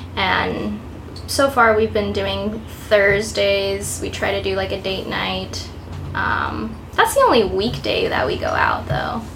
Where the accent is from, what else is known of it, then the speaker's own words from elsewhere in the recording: Downey, California, United States; moved away as an adult; now in New York City, United States; I'm from Los Angeles area, Downey specifically